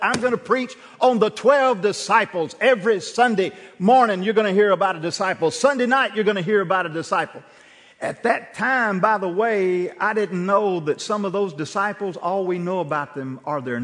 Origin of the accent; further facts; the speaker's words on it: Bruce, Mississippi, United States; First Baptist Church Bruce at some point where I grew up in Calhoun County